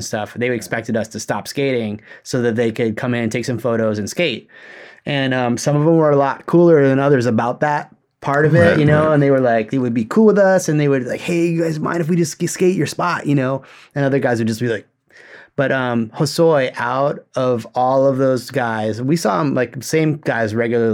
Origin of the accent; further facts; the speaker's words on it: Hawaii, United States; I grew up in Hawaii.